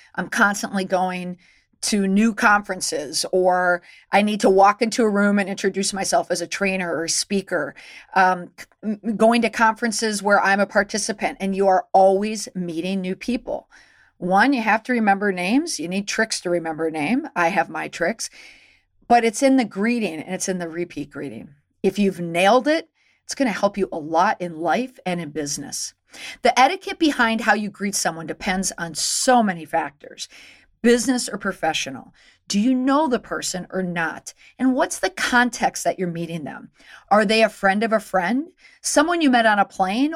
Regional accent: Minnesota, United States; moved away; also born or lived in Boston; growing up in Minnesota

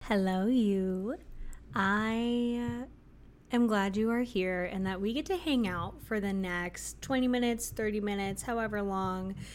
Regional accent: Florida, United States; I was from Florida

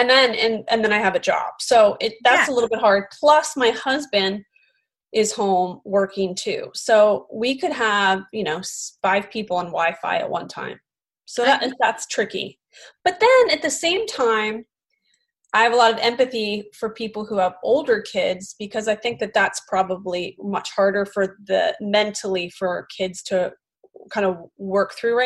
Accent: Philadelphia, Pennsylvania, United States; accent: Philly; my Philly accent.

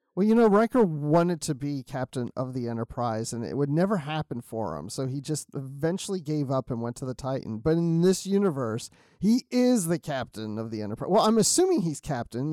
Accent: Maryland, United States; I grew up in Maryland

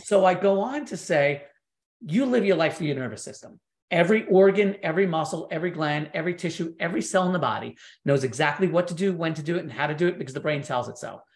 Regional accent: New York, United States; growing up in New York

